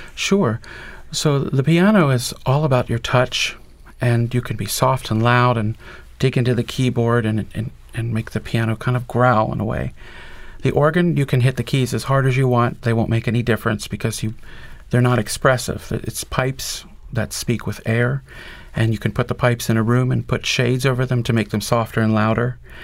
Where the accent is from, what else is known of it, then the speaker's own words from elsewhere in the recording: Shippensburg, Pennsylvania, United States; I grew up in Shippensburg, Pennsylvania, in the Presbyterian Church